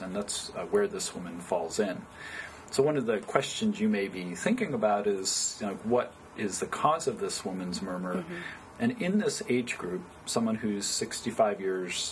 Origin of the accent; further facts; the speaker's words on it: Poughkeepsie, New York, United States; moved away as an adult; also born or lived in Binghamton, New York / Oberlin, Ohio / Cleveland, Ohio; now in California, United States; I originally grew up in upstate New York. I was born in western New York State in Binghamton, New York, and then we moved further downstate to Poughkeepsie, New York.